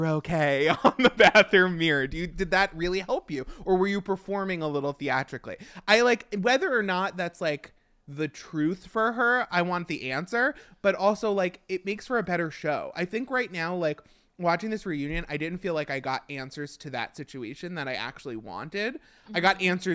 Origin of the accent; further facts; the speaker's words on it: Long Island, New York, United States; being from Long Island, it's so close to home that it hurts